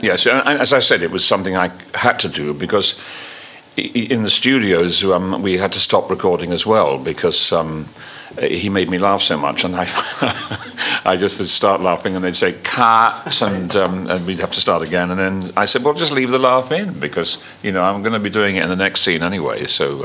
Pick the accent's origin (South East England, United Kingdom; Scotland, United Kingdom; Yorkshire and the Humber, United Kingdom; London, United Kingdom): London, United Kingdom; accent: London; I, I, was brought up on a council estate in in North London, Kilburn